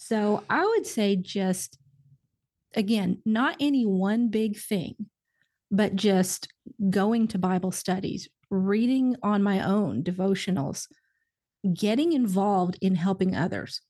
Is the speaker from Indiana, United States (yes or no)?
yes; Indiana, United States; now in Nashville, United States; I'm from Indiana originally, so good old solid, solid Midwestern